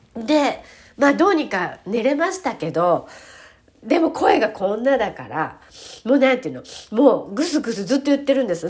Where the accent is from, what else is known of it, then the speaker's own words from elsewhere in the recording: Japan; 日本人に生まれて